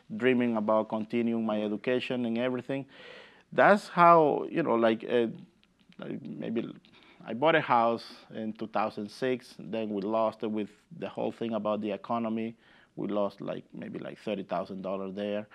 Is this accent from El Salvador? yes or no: yes; Usulután, El Salvador; English is a second language; now in Massachusetts, United States; I grew up in the city called Usulután